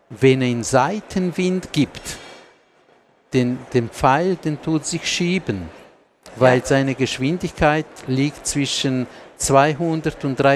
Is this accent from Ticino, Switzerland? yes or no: yes; Ticino, Switzerland; German is a second language; noch vielleicht nur kurz noch mich entschuldigen für meine deutsche Sprache, die ist nicht perfekt, aber als Tessiner habe ich versucht.